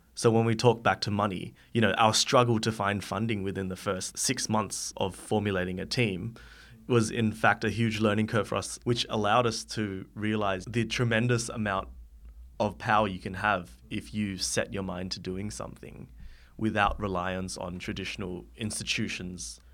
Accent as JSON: {"language": "English", "town": "Sydney", "region": "New South Wales", "country": "Australia", "said": "I am from Sydney"}